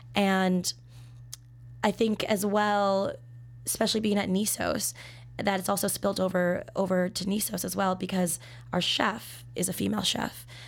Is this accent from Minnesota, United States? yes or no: yes; Minnesota, United States; moved away as an adult; now in Chicago, United States; I'm from Minnesota